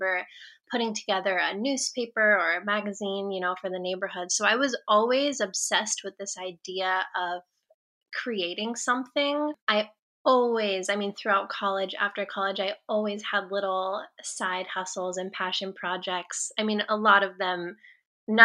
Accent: Atascadero, California, United States; I grew up in Atascadero and I lived there until I was 12

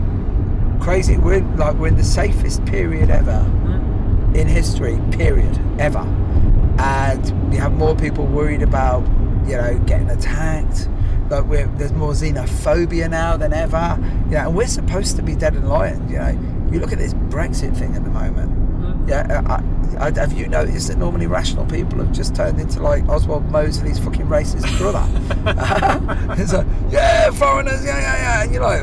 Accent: Ireland; I'm Irish and I'm fucking Catholic

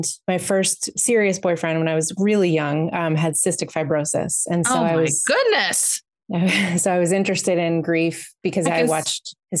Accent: Western Massachusetts, United States; I grew up in Massachusetts, in Western Mass.

